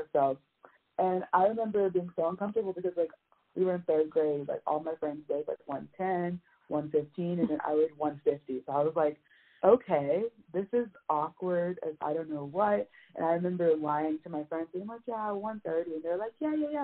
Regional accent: Miami, Florida, United States; moved away as an adult; now in Tallahassee, United States; I'm originally from Miami, Florida

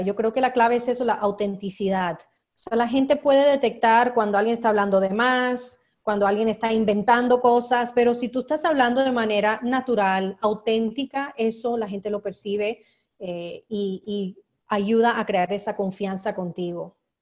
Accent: United States; yo soy estadounidense

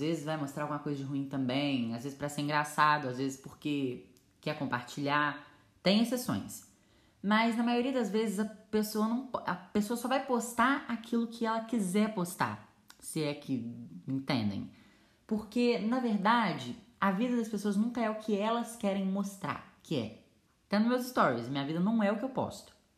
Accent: Brazil; also born or lived in Minas Gerais; eu sou do Brasil

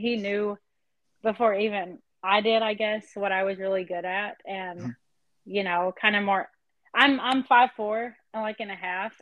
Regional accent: Davis, Oklahoma, United States; I'm from Davis, Oklahoma. Small town

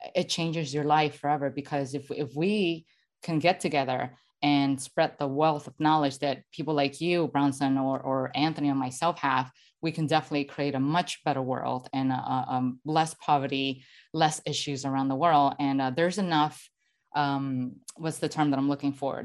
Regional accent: Venezuela; moved away; I'm originally from Venezuela

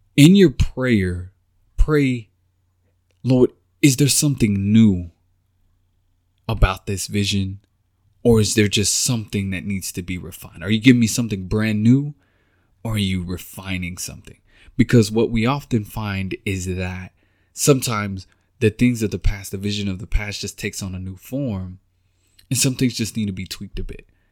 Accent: Texas, United States; moved away as an adult; now in Kansas City, United States; I'm from Texas, born and raised, been down, been there all my life

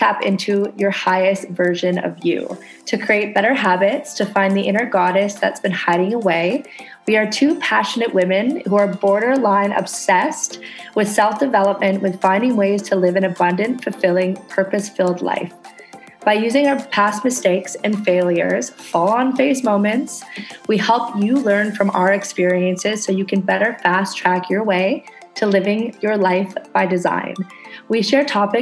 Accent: Canada; now in Indonesia

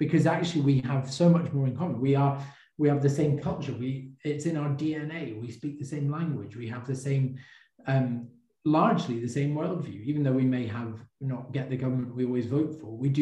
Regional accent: England, United Kingdom; I am born to a Welsh father, I have a Scottish wife, I was born in England

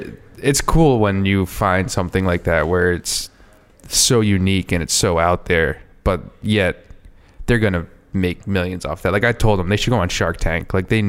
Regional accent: Southern Rhode Island, United States; now in Providence, United States; growing up in Southern Rhode Island myself, I feel like I had that mentality coming up here.

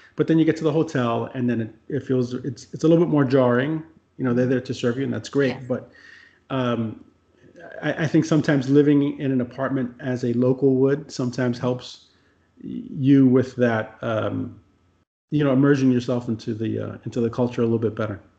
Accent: United States; as an American

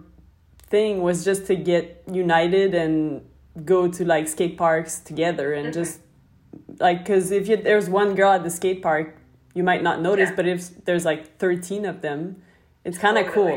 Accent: Montreal, Quebec, Canada; I'm from Montreal, Canada

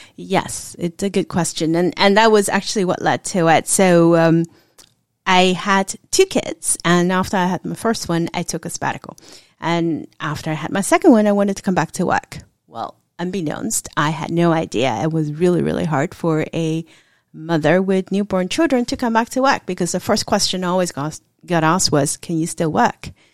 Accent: Hong Kong; now in United States; I was actually born and raised in Hong Kong

